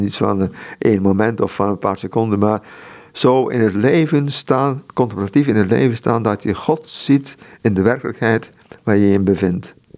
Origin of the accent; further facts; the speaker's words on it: Netherlands; Ik moet niet als Europeaan als Nederlander daar gaan werken in, in Mexico